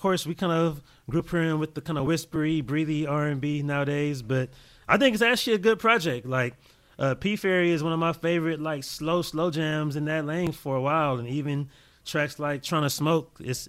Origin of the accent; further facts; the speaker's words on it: Los Angeles, California, United States; I am the host. I am a DJ from Los Angeles, California.